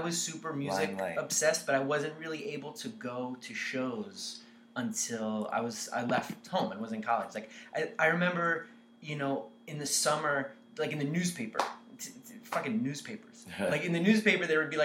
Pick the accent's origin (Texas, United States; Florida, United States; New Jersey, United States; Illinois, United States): New Jersey, United States; Elizabeth; where I grew up in Elizabeth, it was mostly kind of you know, like Hispanic